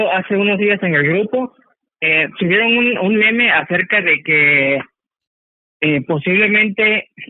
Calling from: Zihuatanejo, Guerrero, Mexico; Eh, Salvador, hablo de Cihuatanejo.

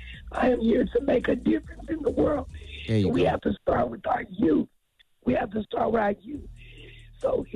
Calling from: Tulsa, Oklahoma, United States; This is …, and I'm from Tulsa, Oklahoma.

